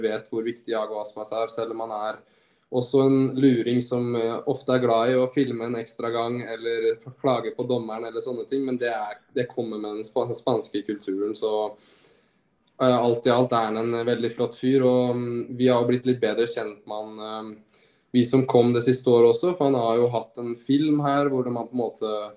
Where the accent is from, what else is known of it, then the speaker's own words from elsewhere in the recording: Norway; moved away as an adult; also born or lived in Groningen, Netherlands; now in Vigo, Spain; hjemme i Norge